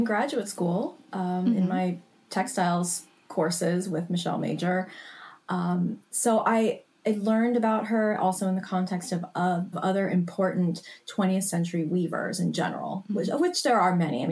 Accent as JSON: {"language": "English", "town": "Los Angeles", "region": "California", "country": "United States", "tie": "born or raised there", "also_born_or_lived": "New York", "said": "I actually decided to move back to Los Angeles, which is my hometown."}